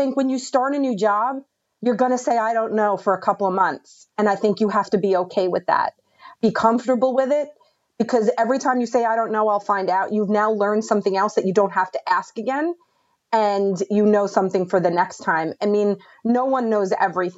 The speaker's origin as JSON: {"language": "English", "region": "New York", "country": "United States", "said": "I'm from New York"}